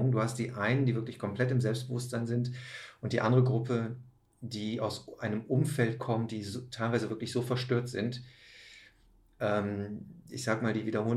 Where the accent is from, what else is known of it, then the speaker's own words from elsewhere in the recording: Rhineland, Germany; aber eigentlich schon mit 11 ich komme ja aus dem Rheinland.